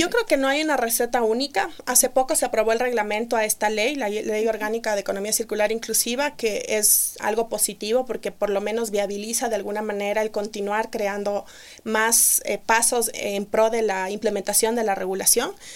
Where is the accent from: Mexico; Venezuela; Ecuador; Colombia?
Ecuador; also born or lived in Melbourne, Australia; somos tres mujeres ecuatorianas que fundamos esta empresa